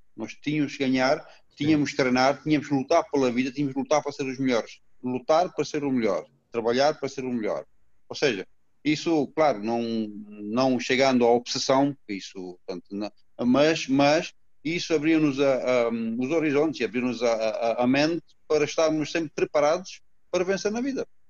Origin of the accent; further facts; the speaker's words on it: Romania; Portuguese is a second language; moved away as an adult; also born or lived in Alhandra, Portugal; now in Portugal; Tudo começou na Roménia, uhum. onde, onde tive, hum, tive a sorte, tive a felicidade de, de muito, desde muito cedo, aos meus 13 anos de idade, ser selecionado